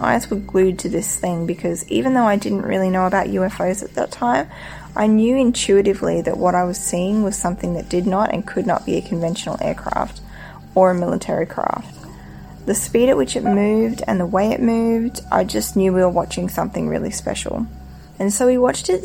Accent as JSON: {"language": "English", "region": "North Queensland", "country": "Australia", "tie": "born or raised there", "moved": "yes", "lives_now": "China", "said": "the little town I grew up in North Queensland on the east coast of Australia"}